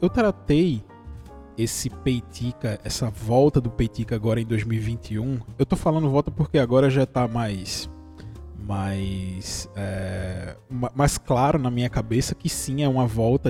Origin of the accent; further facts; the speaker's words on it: interior of Pernambuco, Brazil; Eu sou do interior de Pernambuco, você que está ouvindo aí esse sotaque maravilhoso